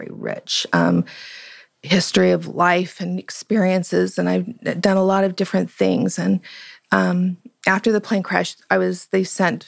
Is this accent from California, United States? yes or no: no; Las Vegas, Nevada, United States; I'm from Las Vegas, and my mother was she had six children